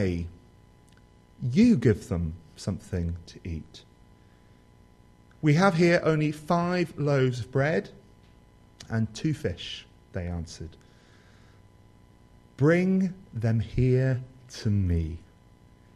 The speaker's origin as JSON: {"language": "English", "area": "Somerset", "region": "South West England", "country": "United Kingdom", "said": "I come from Somerset, the positive jewel of the Southwest."}